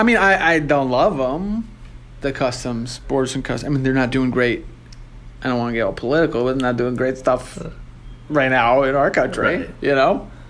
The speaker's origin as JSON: {"language": "English", "country": "Canada", "said": "I think it's like if I go somewhere as a Canadian, I'm supposed to come back as a Canadian."}